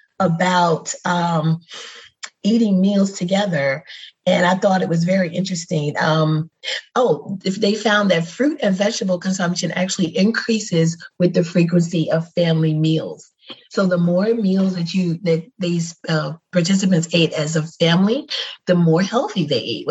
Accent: New York, United States; I'm born and raised in New York, but my people are from Alabama on both sides

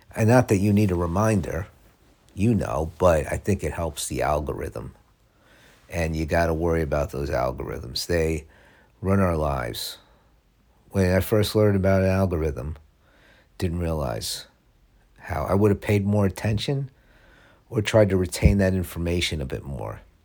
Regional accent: United States; also born or lived in Los Angeles, California; I'm American

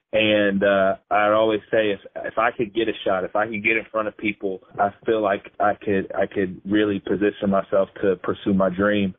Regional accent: Indiana, United States; I grew up here in Indiana, and I've traveled a little bit, but for the most part, I'm homegrown

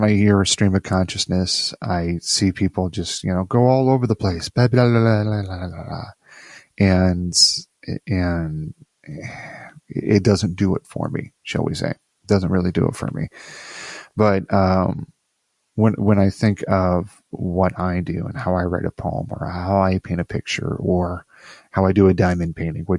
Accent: Midwest, United States; now in Virginia, United States; I'm from the Midwest, so we have a certain way about us that we're shucks.

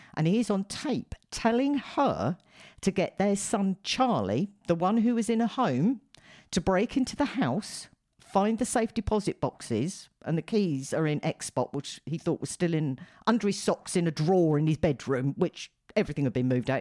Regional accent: United Kingdom; being a Brit

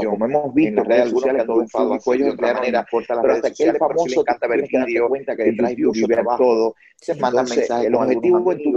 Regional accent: Cuba; moved away as an adult; now in United States; soy cubano

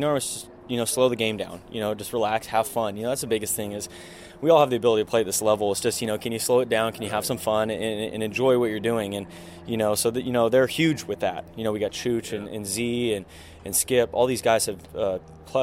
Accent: outside Sacramento, Northern California, United States; I grew up in Northern California here, just outside of Sacramento, kind of between Sacramento and Tahoe, up in the foothills

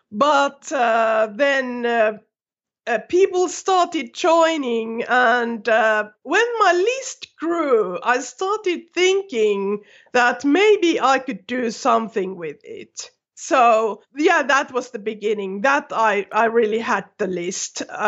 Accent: Finland; first language Finnish; English is a second language; No, you know, my native language is Finnish, and I had used that a lot, so I could write quite fluently.

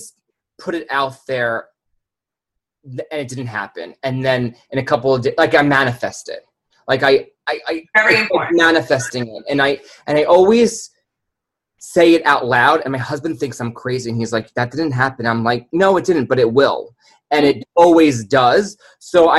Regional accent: New York City, New York, United States; I'm from New York City

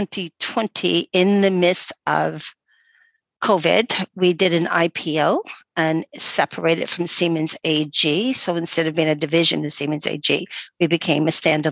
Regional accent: East Coast of Canada, Atlantic Canada, Canada; moved away as an adult; also born or lived in Ontario, Canada / United Kingdom / Norway / Germany; now in Isle of Man; I grew up on the East Coast

